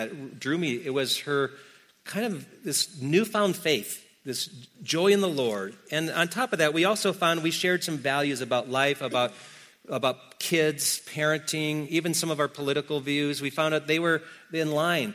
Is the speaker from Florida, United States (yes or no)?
no; Wisconsin, United States; I'm from Wisconsin